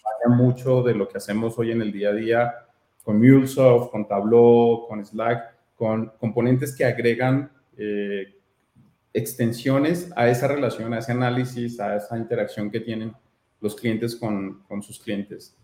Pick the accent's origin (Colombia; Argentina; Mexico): Colombia; soy colombiano